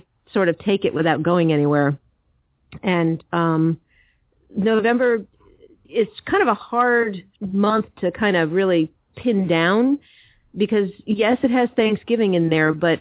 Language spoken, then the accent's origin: English; East Coast, United States; moved away; I grew up on the East Coast